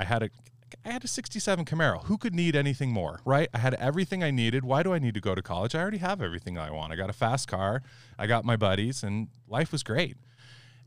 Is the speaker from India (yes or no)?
no; California, United States; I was the assistant manager at the local auto parts store where I grew up in California